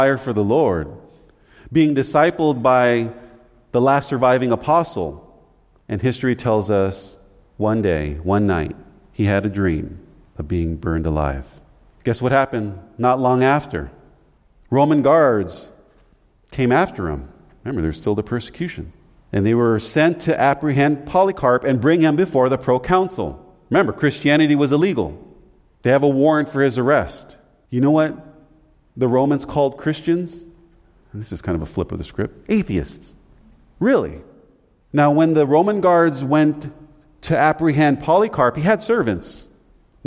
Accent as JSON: {"language": "English", "country": "United States", "said": "Being an American"}